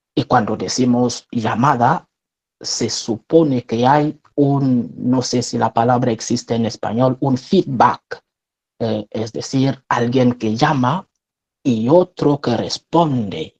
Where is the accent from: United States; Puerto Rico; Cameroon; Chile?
Cameroon; first language French; Spanish is a second language; moved away as an adult; now in Spain; Soy un religioso franciscano de María, sacerdote de Camerún, de origen un país de centro de África